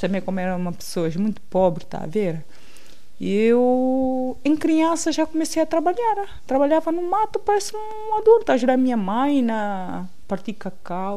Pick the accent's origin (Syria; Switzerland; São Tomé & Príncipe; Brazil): São Tomé & Príncipe; moved away as an adult; also born or lived in Príncipe Island / Gabon / Sesimbra, Portugal / Torres Novas, Portugal; now in Lisbon, Portugal; nasci no Ilha do Príncipe. É assim, no Ilha do Príncipe não lembro quase nada, porque, pronto, os meus pais migraram para Santo Mé